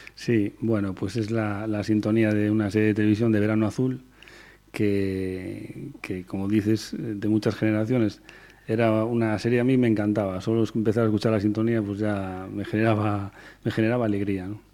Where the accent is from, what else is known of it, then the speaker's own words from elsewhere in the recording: Teixeiro, Galicia, Spain; also born or lived in A Coruña; yo soy de Teixeiro. He vivido, me he criado en Teixeiro, un pueblo del concello de Curtis